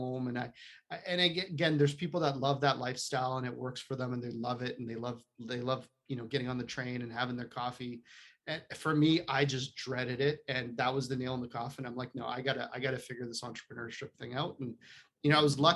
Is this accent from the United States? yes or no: no; Poland; moved away; I'm not from around here. I was born in Poland, communist Poland.